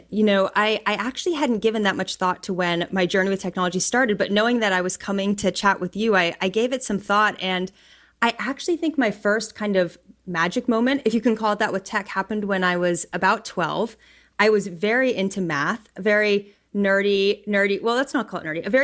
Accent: Pittsburgh, Pennsylvania, United States; now in Bay Area, United States; I'm from Pittsburgh, Pennsylvania, so very different city than the Bay Area.

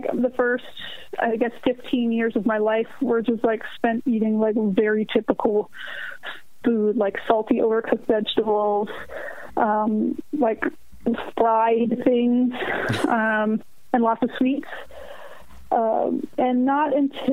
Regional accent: Baltimore, Maryland, United States; also born or lived in Brooklyn, New York / Jersey shore, New Jersey; now in Esperance, United States; I still have, like, tremendous love for my hometown

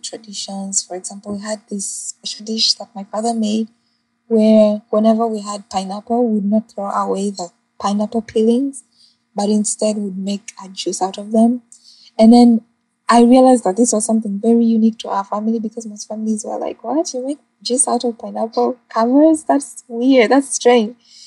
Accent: Uganda; moved away as an adult; now in Jamaica; growing up in Uganda

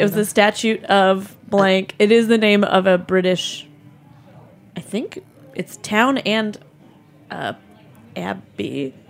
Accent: Detroit, Michigan, United States; I am from Detroit, so I find myself, like, I feel like I'm almost Canadian.

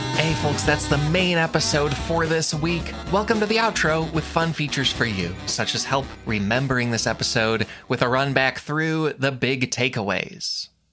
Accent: United States; we're American.

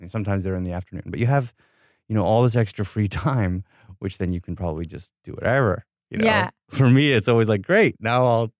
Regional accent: Ithaca, New York, United States; now in Los Angeles, United States; No, I grew up in Ithaca, New York.

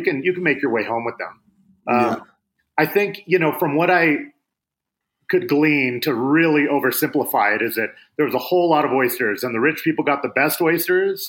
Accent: Seattle, Washington, United States; I grew up in Seattle

